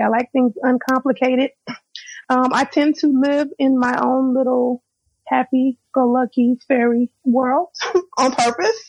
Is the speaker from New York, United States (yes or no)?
no; Florida, United States; moved away as an adult; also born or lived in Houston, Texas; I'm born and raised in Florida. I went to college in Florida.